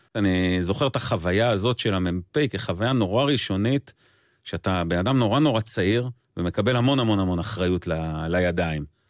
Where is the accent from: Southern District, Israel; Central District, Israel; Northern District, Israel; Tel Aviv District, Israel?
Southern District, Israel; Erez; גדלתי בקיבוץ ארז